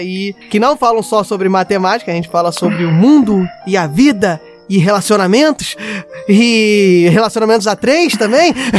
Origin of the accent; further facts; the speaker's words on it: Rio de Janeiro, Brazil; nós também somos cariocas